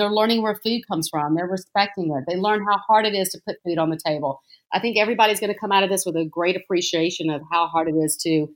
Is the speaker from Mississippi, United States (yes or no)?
yes; Jackson, Mississippi, United States; I grew up in a Greek household in Mississippi, in Jackson, Mississippi